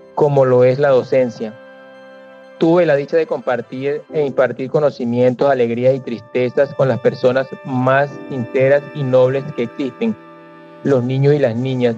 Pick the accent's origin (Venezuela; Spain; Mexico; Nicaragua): Venezuela; Barinas; moved away as an adult; now in Colombia; salir de mi país, de mi ciudad natal, Barinas, un 6 de agosto del año 2016